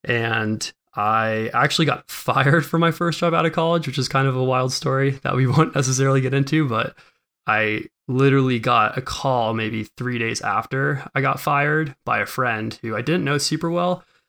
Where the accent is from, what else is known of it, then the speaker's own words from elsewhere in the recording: New York, United States; now in West Coast, United States; I grew up in New York. Suburbs of New York City.